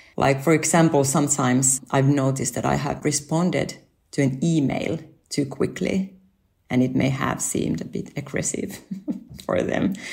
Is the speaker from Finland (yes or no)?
yes; Finland; moved away as an adult; also born or lived in Japan; my family and I moved back to Finland from Japan, where we lived five years.